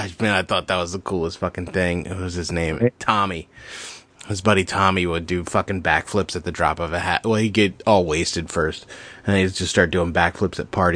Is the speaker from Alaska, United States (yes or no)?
no; Dover, Delaware, United States; my hometown of Dover, Delaware.